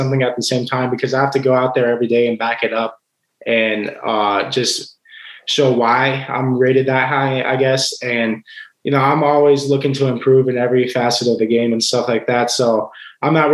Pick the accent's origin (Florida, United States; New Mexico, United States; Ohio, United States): Ohio, United States; growing up in Ohio, it's football country up here